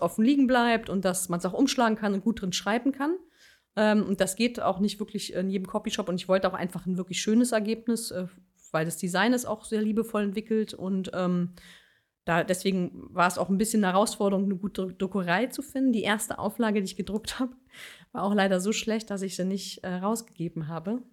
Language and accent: German; Berlin, Germany; moved away as an adult; now in Bonn, Germany; in Berlin geboren, in Berlin aufgewachsen und dann irgendwann ins Rheinland